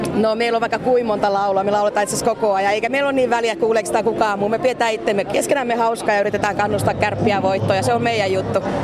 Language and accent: Finnish; Oulu, North Ostrobothnia, Finland; now in Helsinki metropolitan area, Finland